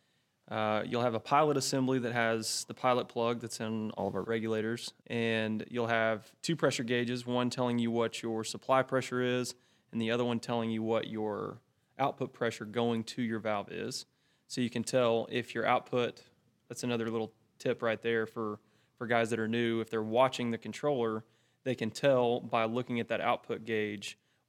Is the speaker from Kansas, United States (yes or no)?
no; Graham, Texas, United States; I grew up in a small town called Graham